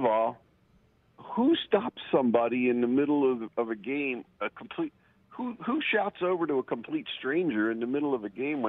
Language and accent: English; New York City, New York, United States; now in Haddonfield, United States; Listen, I'm from the Bronx. I'm a New Yorker.